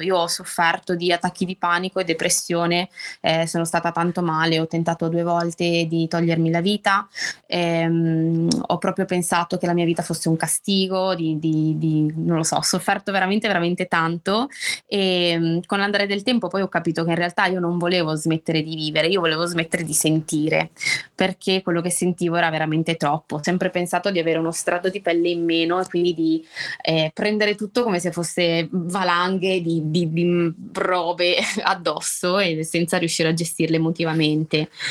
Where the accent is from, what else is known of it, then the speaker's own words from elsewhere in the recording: Albenga, Liguria, Italy; ho 29 anni, vengo da Albenga, un paese in provincia, una città, non paese, in provincia di, di Savona